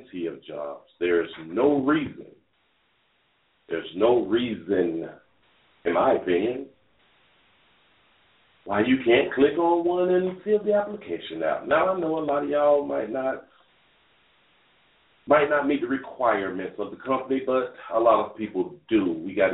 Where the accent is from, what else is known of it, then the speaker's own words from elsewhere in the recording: Dade County, Florida, United States; I'm from Dade County